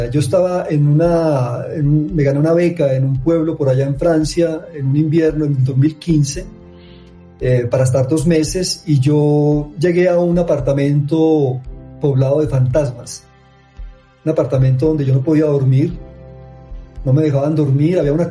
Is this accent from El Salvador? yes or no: no; Medellín, Antioquia, Colombia; en tanto que somos de Medellín, de Antioquia y de Colombia